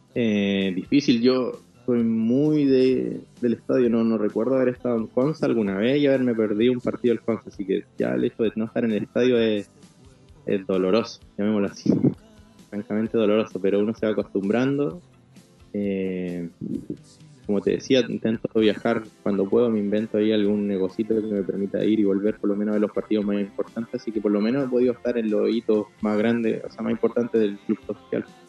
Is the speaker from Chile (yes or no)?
yes; Chile; moved away as an adult; now in Rosario, Argentina; en Chile estamos muy estructurados